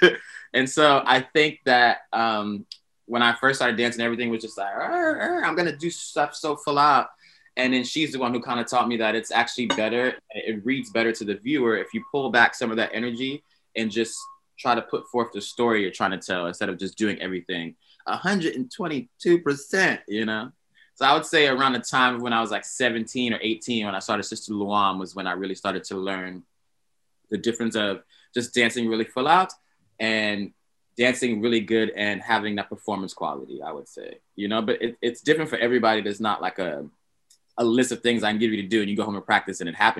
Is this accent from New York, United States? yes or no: yes; New York, United States; I grew up in New York